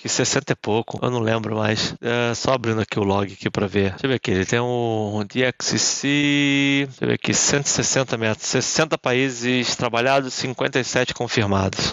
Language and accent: Portuguese; Brazil; como bom brasileiro